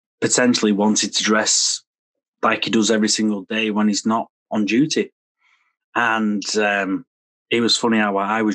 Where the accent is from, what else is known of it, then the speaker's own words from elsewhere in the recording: Preston, North West England, United Kingdom; I'm from Lancashire. I'm from Preston in Lancashire.